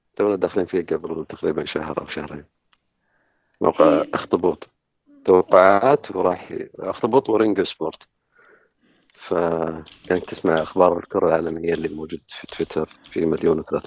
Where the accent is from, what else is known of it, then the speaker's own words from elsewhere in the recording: Saudi Arabia; احنا كسعوديين